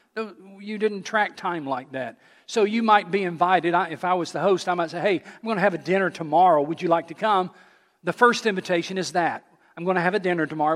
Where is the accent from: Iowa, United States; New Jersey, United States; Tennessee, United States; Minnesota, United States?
Tennessee, United States; Johnson City; moved away; I grew up in Johnson City, Tennessee